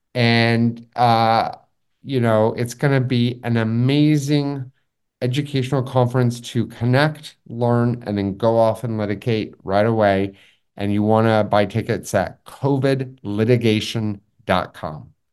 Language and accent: English; Los Angeles, California, United States; also born or lived in Taipei; I'm also from Los Angeles